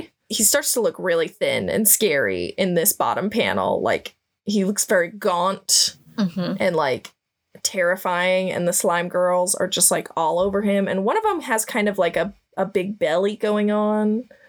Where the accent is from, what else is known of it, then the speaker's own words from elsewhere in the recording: Midwest, United States; I'm from the Midwest